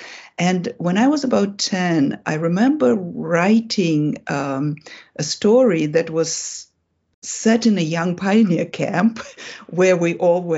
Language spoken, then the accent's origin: English; Russia; moved away; I was raised in the Soviet Union, in Soviet Russia, and somewhere around maybe third grade, when I was about 10